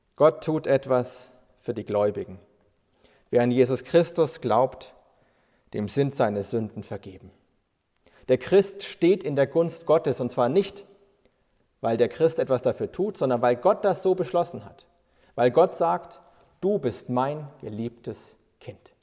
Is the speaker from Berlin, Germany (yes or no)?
no; Bavaria, Germany; bei uns in Bayern